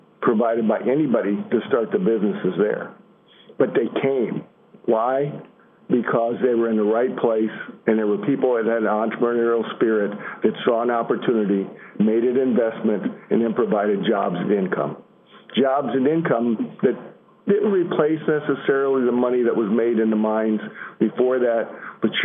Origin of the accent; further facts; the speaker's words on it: Illinois, United States; I'm from Illinois